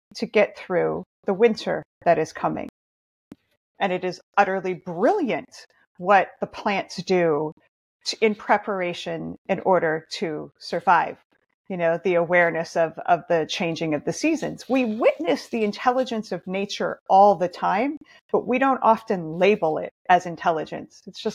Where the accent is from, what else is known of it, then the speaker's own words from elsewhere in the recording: Montana, United States; now in Oregon, United States; I grew up in Montana in nature